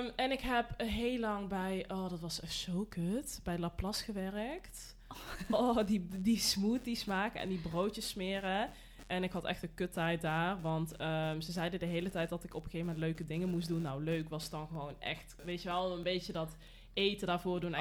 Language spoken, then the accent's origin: Dutch; North Brabant, Netherlands; ik kom uit Brabant natuurlijk